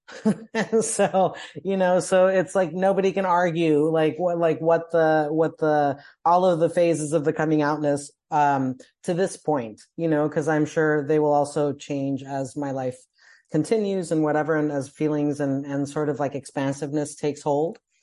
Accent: Colombia; moved away as an adult; I'm from Columbia, South America, so I went home

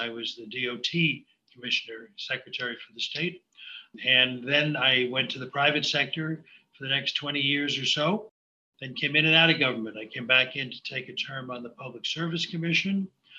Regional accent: Brooklyn, New York, United States; moved away as an adult; also born or lived in Long Island; now in Sag Harbor, United States; I was born and raised in Brooklyn, New York. You may have heard of Brooklyn. Part of Brooklyn where the Verrazano Bridge came ashore.

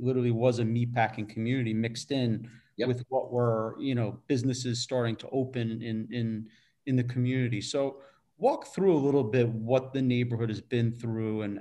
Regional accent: New York City, New York, United States; as a New Yorker

